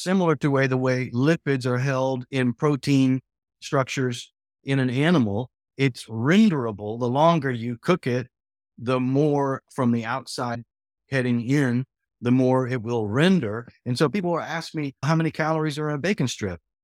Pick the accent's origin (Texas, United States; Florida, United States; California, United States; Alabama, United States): Texas, United States; I did have a meat-centric past as a Texan